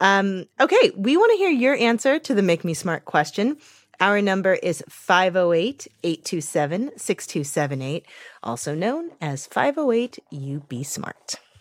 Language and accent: English; St. Louis, Missouri, United States; moved away; I was just in my hometown of Saint Louis for a few days